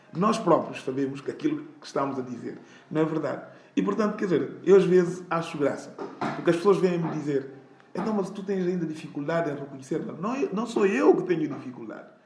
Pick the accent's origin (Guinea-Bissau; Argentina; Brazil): Guinea-Bissau; eu, sendo guineense